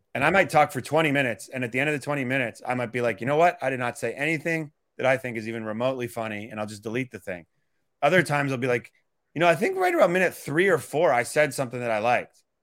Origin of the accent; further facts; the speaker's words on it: Calgary, Alberta, Canada; moved away as an adult; also born or lived in Toronto, Canada / Boston, United States; now in New York, United States; I went to high school in Toronto, but I grew up in Western Canada